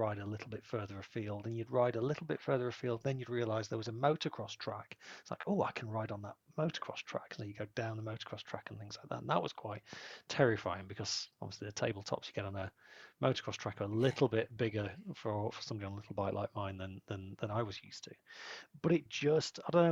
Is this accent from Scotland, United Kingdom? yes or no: no; Rotherham, Yorkshire and the Humber, United Kingdom; also born or lived in Sheffield; I am from Rotherham